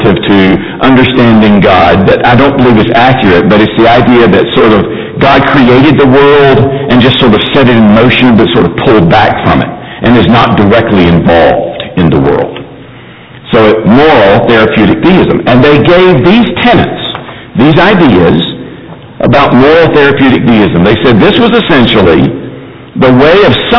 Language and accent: English; Mayfield, Kentucky, United States; I grew up in Mayfield, Kentucky